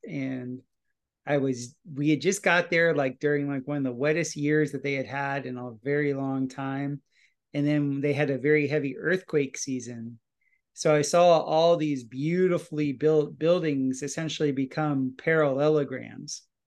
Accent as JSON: {"language": "English", "town": "Fort Lauderdale", "region": "Florida", "country": "United States", "tie": "born or raised there", "said": "I'm a South Florida boy. I uh, was born and raised in Fort Lauderdale, Florida"}